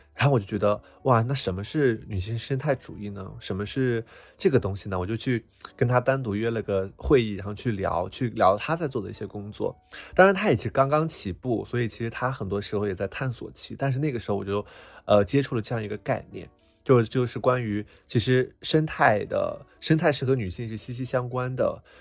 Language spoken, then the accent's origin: Chinese; Qinghai, China; moved away; 我自己是从藏区长大的